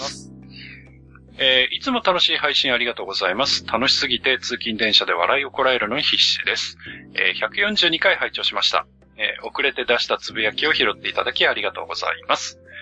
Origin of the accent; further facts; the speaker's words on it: Hokkaido, Japan; 僕の地元